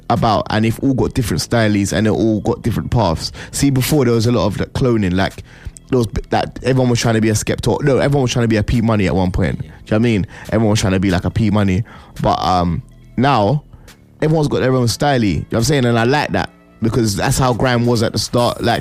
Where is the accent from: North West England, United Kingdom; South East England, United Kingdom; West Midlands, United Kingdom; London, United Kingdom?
West Midlands, United Kingdom; Birmingham; Even though I'm from Birmingham, I'm gonna